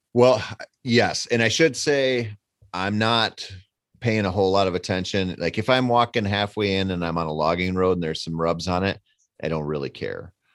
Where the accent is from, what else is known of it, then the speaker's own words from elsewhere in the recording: Minnesota, United States; I come from Minnesota